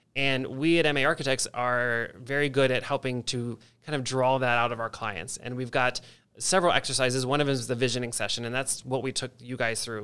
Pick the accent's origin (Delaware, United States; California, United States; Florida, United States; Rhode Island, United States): Delaware, United States; moved away as an adult; also born or lived in Virginia / Washington, D.C.; now in Columbus, United States; I actually grew up in Delaware, the state